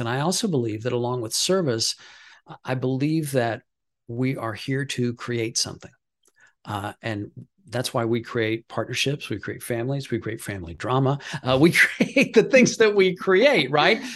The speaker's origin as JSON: {"language": "English", "region": "Midwest", "country": "United States", "said": "I'm from the Midwest"}